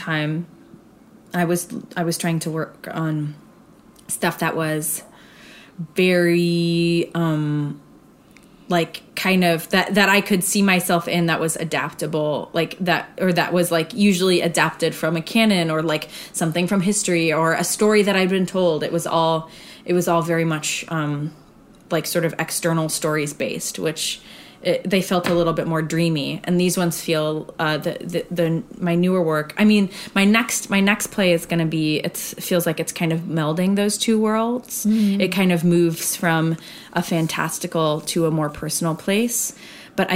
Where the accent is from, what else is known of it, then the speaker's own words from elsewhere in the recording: Arizona, United States; I grew up in Arizona.